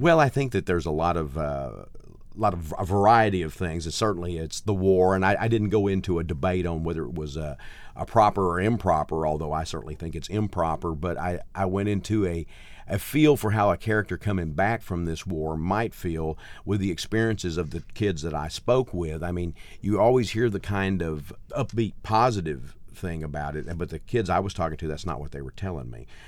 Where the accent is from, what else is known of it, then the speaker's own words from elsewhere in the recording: Gladewater, Texas, United States; also born or lived in Mount Enterprise, Texas / Nacogdoches, Texas; I grew up in a place called Gladewater, which is, uh, uh, even smaller is about four thousand, uh, people